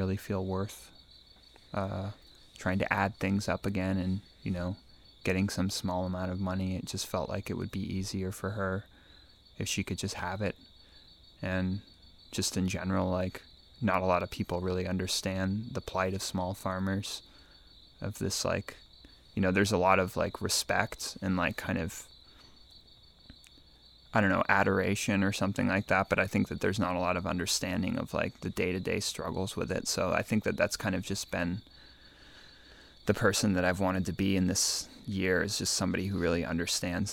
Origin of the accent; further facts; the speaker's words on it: Eugene, Oregon, United States; moved away; also born or lived in California / New York City / Finland; I grew up in Eugene. I lived between California and Oregon growing up